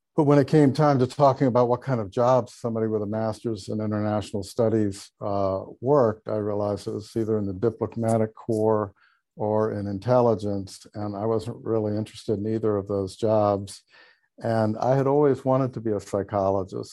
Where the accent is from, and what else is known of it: Charleston, South Carolina, United States; born or raised there